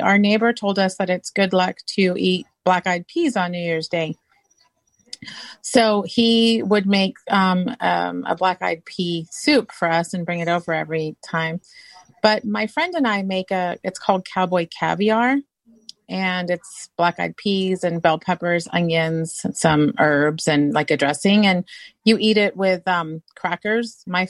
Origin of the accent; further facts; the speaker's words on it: Ipswich, East of England, United Kingdom; now in United States; So growing up in England, so I would have waited till you got to you because I wasn't born in the state. I was born in the United Kingdom.